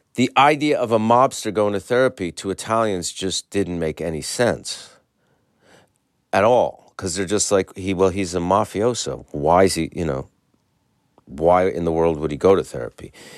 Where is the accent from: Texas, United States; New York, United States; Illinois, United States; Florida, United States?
New York, United States; as a New Yorker